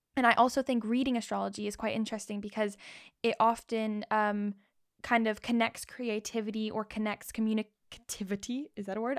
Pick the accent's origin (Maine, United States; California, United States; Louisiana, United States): California, United States; Rancho Mirage; now in London, United Kingdom; I was born in Rancho Mirage, California, and now I'm in London